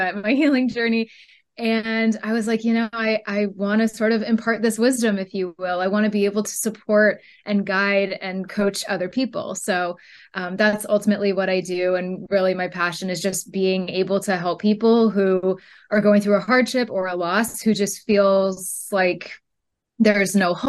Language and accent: English; Northern California, United States; I am from Northern California